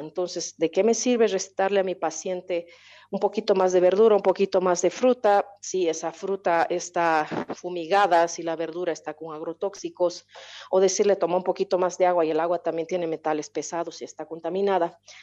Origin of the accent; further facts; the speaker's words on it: Bolivia; also born or lived in Ghent, Belgium; mi realidad como pueblo boliviano